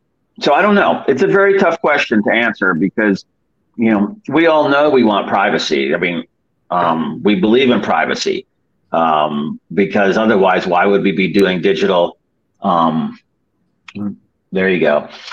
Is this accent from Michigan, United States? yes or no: yes; Detroit, Michigan, United States; born there; I mean, I was born in Detroit, actually.